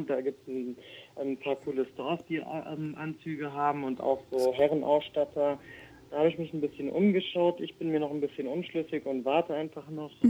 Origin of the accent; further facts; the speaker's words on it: Germany; ich bin ja hier in Deutschland geboren